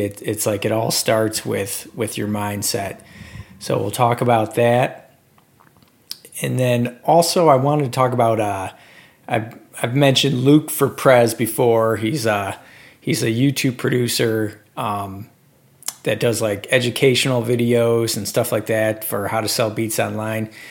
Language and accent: English; Detroit, Michigan, United States; I'm from from Detroit